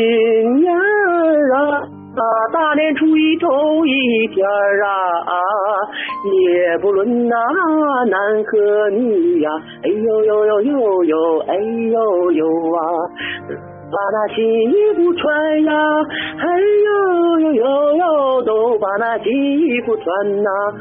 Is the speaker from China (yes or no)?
yes; Heilongjiang, China; 我是从小是在东北的黑龙江长大